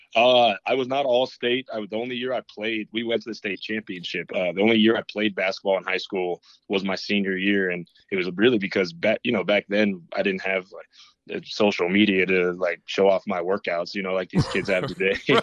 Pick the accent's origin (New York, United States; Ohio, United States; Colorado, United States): Colorado, United States; Boulder; moved away as an adult; also born or lived in Lincoln, Nebraska; I was from Boulder.